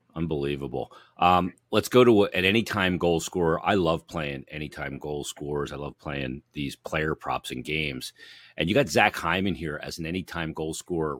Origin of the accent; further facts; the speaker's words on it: Philadelphia, Pennsylvania, United States; we're from here